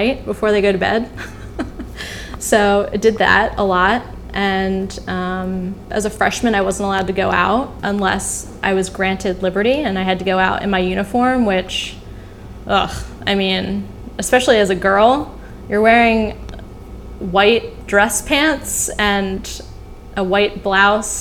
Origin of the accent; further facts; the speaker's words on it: Baltimore, Maryland, United States; I come from Baltimore, Maryland, home of lacrosse